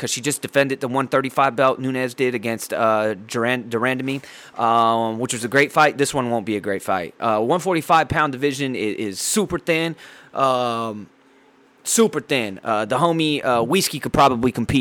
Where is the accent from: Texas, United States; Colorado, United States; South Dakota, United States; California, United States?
California, United States; San Diego; my hometown Dago bitch California